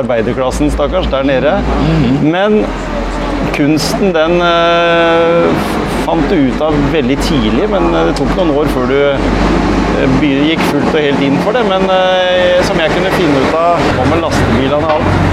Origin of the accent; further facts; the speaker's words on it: Gimsøy, Telemark, Norway; also born or lived in Gråten; Jeg vokste opp på Gjemse